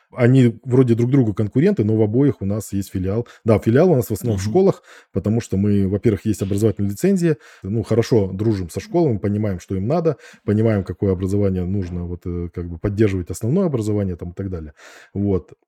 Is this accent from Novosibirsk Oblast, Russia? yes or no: yes; Novosibirsk, Novosibirsk Oblast, Russia; я из Академгородка Новосибирска